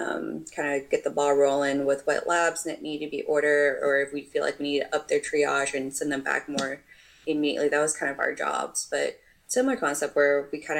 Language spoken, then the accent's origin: English; Texas, United States; moved away as an adult; also born or lived in New York; I'm from Texas originally